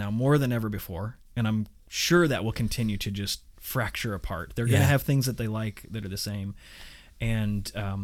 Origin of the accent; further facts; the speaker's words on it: Indiana, United States; I grew up in Indiana